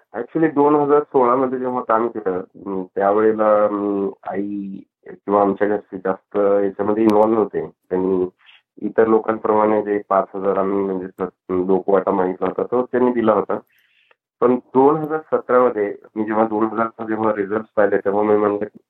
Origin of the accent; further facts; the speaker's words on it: Latur, Maharashtra, India; moved away as an adult; now in California, United States; लातूरमध्ये किंवा माझ्या होमटाऊन मध्ये डबल रेनफॉल होता